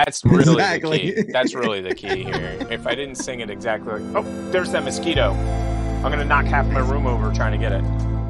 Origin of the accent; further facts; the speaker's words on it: United States; I'm American.